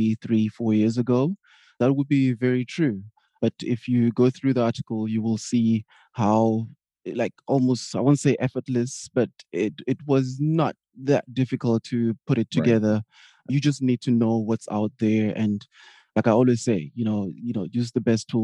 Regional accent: Johannesburg, Gauteng, South Africa; moved away as an adult; now in Berlin, Germany; I'm originally from Johannesburg, South Africa, sunny SA, as we like to call it, but currently living in Berlin, Germany.

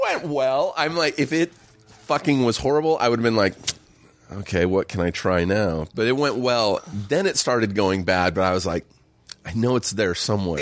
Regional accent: Riverside, California, United States; Riverside, just an hour east

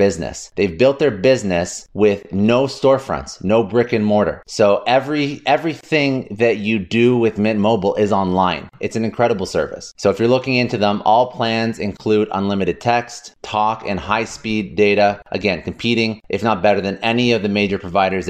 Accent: Canada; now in United States; I'm originally from Canada.

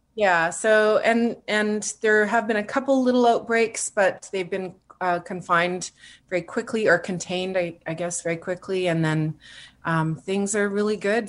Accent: Yellowknife, Northwest Territories, Canada; moved away as an adult; also born or lived in Edmonton / Toronto / Vancouver; I was born and raised in Yellowknife

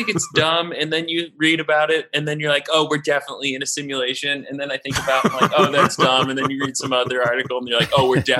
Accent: Seattle, Washington, United States; moved away as an adult; I grew up in Seattle, Washington.

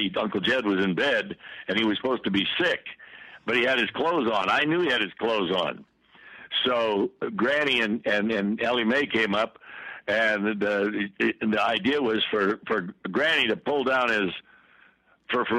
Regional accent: Sacramento, California, United States; also born or lived in Oakland, California; I was born in Oakland and raised in Sacramento, California

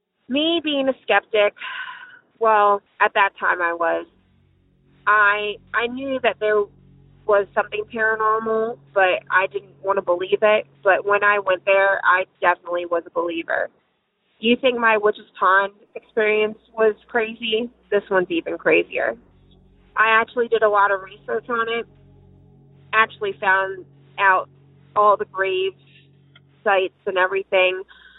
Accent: Mount Airy, Maryland, United States; I grew up back in Maryland. I grew up in a small town called Mount Airy between the Route 70, between Frederick and Baltimore, probably 45 minutes from Baltimore and 35 minutes from Frederick.

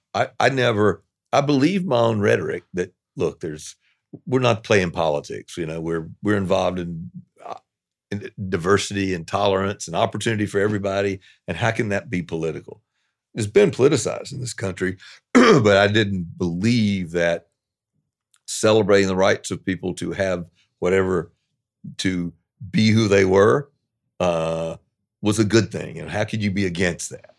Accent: the South, United States; moved away; also born or lived in New York; I'm a Southerner

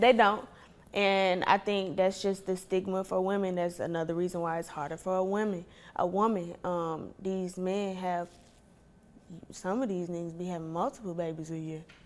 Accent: Atlanta, Georgia, United States; also born or lived in Ohio / Clay County; I didn't realize how privileged I was growing up in Atlanta

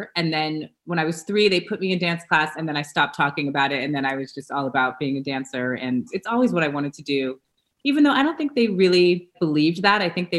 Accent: Los Angeles, California, United States; I am from Los Angeles, California, one of the rare birds that was born and raised here.

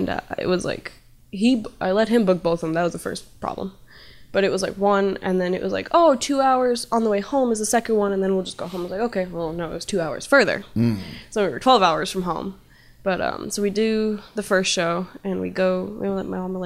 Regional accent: Chicago, Illinois, United States; not here, Chicago

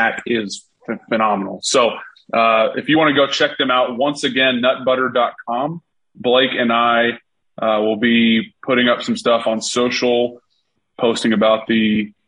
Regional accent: Atlanta, Georgia, United States; We're from Atlanta

